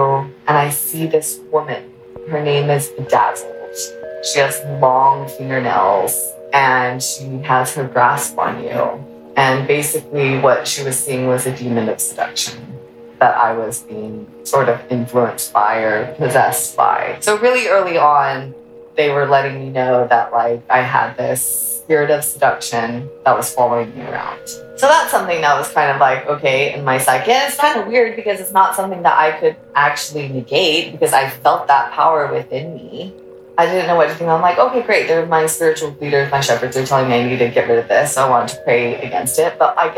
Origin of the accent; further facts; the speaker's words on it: United States; also born or lived in Ecuador; Yeah, because we moved back to States when I was like 6 months and I got my citizenship and all of that.